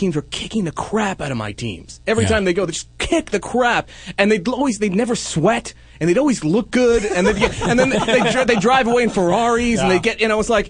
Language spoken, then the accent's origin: English; New York, United States; moved away as an adult; now in Los Angeles, United States; You know, I've lived here for 15 years now. I've just got a tough time. I tolerate L.A. teams. But when I grew up in New York.